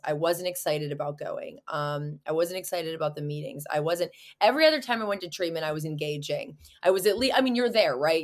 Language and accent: English; Pittsburgh, Pennsylvania, United States; also born or lived in Orange County, California; I'm from Pittsburgh, Pennsylvania, so I'm across, clear across the map